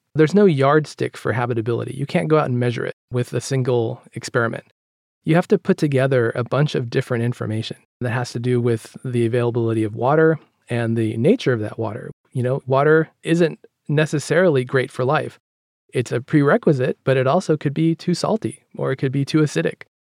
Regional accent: Stockton, California, United States; moved away as an adult; also born or lived in Los Angeles; I grew up in Northern California, in a town called Stockton, which is kinda near Sacramento.

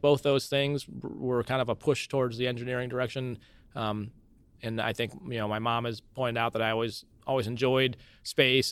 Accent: Cedar Falls, Iowa, United States; also born or lived in Milwaukee, Wisconsin; I was born in Milwaukee, Wisconsin, but then moved to Cedar Falls really shortly after I was born

